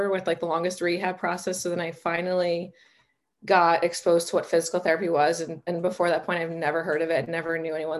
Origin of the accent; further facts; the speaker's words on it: New Jersey, United States; moved away as an adult; also born or lived in South Carolina / Connecticut / Boston; now in Arizona, United States; I was born and raised in New Jersey